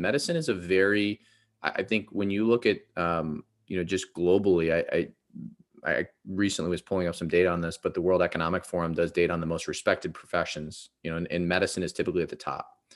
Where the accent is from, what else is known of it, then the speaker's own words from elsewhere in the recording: Ohio, United States; I grew up in Ohio